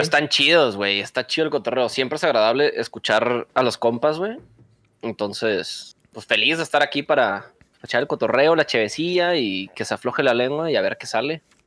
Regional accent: Monterrey, Nuevo León, Mexico; Tengo 28 años. Eh, soy de Monterrey.

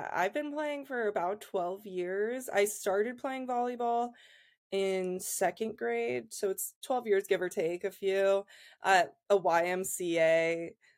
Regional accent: Columbus, Ohio, United States; moved away as an adult; also born or lived in Penn State, Pennsylvania; I'm from Columbus, Ohio originally

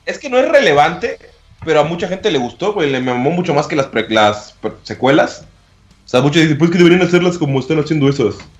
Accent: Yucatán, Mexico; Nacimos en la, peli en la República de Yucatán.

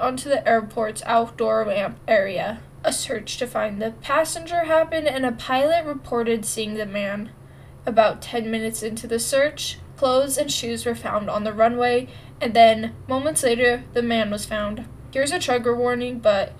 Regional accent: Utah, United States; I'm from Utah

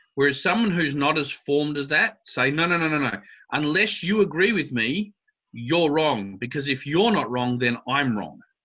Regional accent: Adelaide, South Australia, Australia; I grew up in Australia

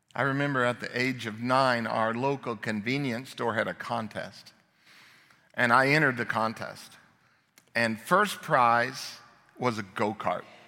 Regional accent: Phoenix, Arizona, United States; moved away as an adult; also born or lived in Chicago; I grew up in Phoenix

